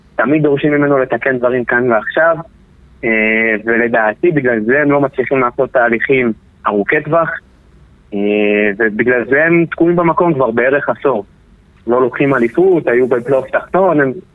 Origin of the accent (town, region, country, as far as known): Israel